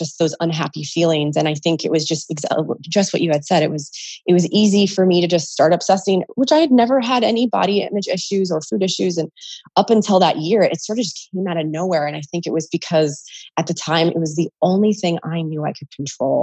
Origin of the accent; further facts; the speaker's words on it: California, United States; moved away; I'm originally from California